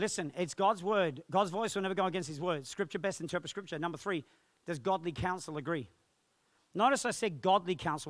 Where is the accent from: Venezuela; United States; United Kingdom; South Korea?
United Kingdom; England; born or raised there; moved away